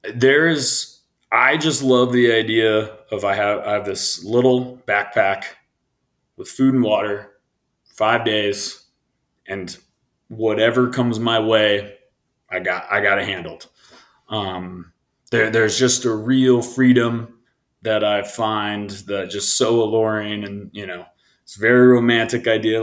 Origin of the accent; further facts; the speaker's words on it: Midwest, United States; growing up in the Midwest